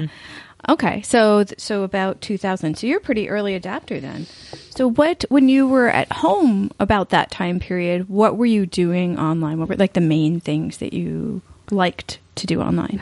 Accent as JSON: {"language": "English", "region": "East Coast", "country": "United States", "tie": "born or raised there", "moved": "yes", "said": "I grew up in the East Coast"}